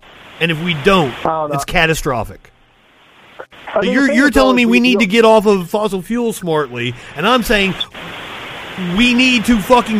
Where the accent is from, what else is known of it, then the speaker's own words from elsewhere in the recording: Eastern Kentucky, United States; I'm from Eastern Kentucky, dude.